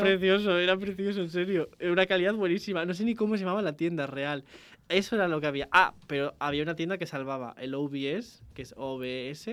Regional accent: Spain; los españoles íbamos allí

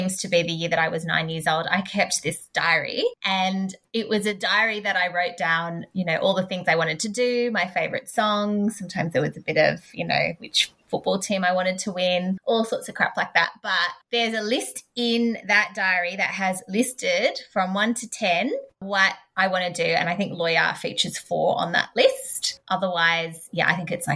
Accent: Canberra, Australian Capital Territory, Australia; I'm from Canberra

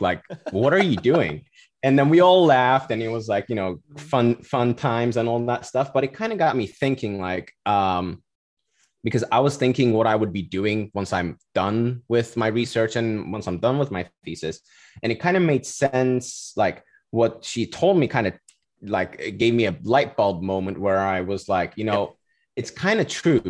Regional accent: Cyprus; moved away as an adult; now in Florida, United States; I'm originally from Cyprus. I was born and raised there. Went to high school all, all the way

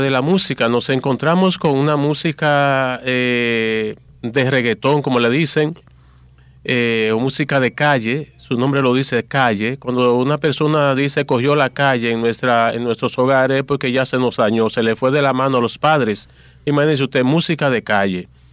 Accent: Dominican Republic; nuestro país

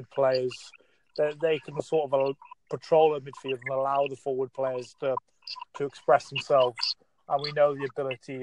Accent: Wales, United Kingdom; I'm actually from Wales, but for about 15 years now, I've been a season ticket holder at Manchester United

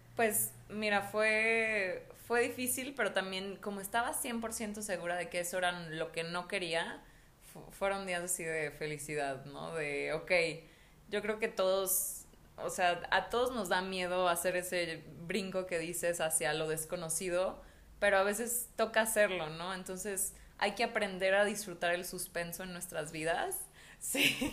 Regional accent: Mexico; also born or lived in Mexico City; yo estaba en la Ciudad de México, me regresé a mi pueblo y era como, yo cuando tenía, cuando tenía 16 años, yo estaba desesperada por salirme de mi pueblo.

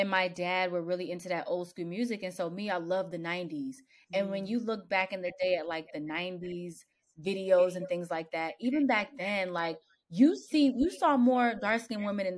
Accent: Pennsylvania, United States; also born or lived in New York; I moved from New York to Pennsylvania. And at the time, it was like 2004

